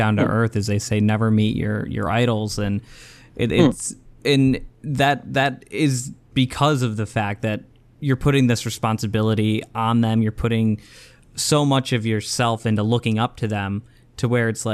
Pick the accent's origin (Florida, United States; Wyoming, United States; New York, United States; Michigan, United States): Michigan, United States; I'm from Michigan